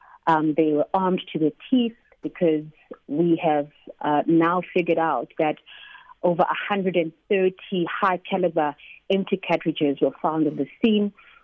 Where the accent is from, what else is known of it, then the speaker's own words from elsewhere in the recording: Katlehong, Gauteng, South Africa; Katlehong, which also happened to be my hometown.